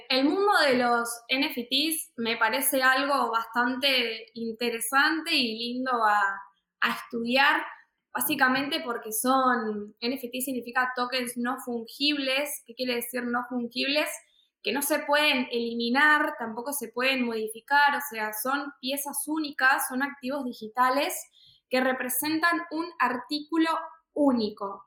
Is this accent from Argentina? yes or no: yes; Buenos Aires, Argentina; nací y vivo en Argentina, Buenos Aires.